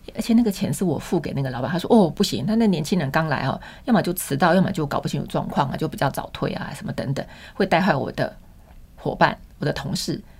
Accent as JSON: {"language": "Chinese", "town": "Changhua", "region": "Changhua County", "country": "Taiwan", "tie": "born or raised there", "said": "我们那是一个百年学校，日本时代就在了，彰化的民生国小"}